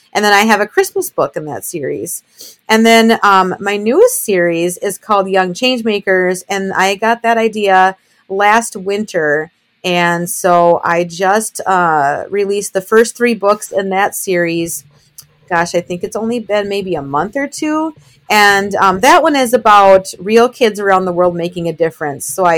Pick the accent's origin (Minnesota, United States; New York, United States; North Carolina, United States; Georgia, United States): Minnesota, United States; I am born and raised in Minnesota, about a half hour north of Minneapolis.